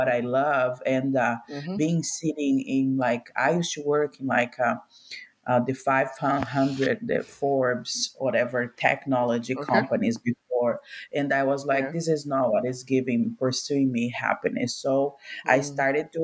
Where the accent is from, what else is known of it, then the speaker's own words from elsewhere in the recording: Brazil; moved away as an adult; now in United States; I'm originally from Brazil. And when I first moved to America about like 5-6 years ago